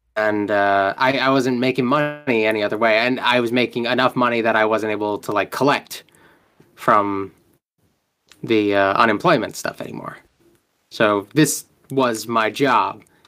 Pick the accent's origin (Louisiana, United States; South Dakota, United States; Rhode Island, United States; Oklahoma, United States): Rhode Island, United States; I'm from Rhode Island